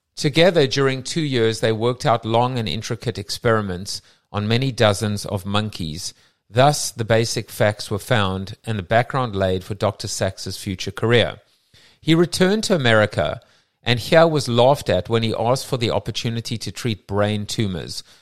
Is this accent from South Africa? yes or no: yes; South Africa; accent: South African; my South African accent